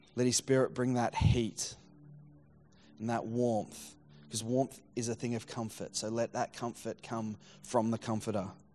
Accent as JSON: {"language": "English", "town": "Geelong", "region": "Victoria", "country": "Australia", "tie": "born or raised there", "also_born_or_lived": "Surf Coast, Victoria", "said": "I grew up down in Geelong and, uh, and then rural down the surf coast."}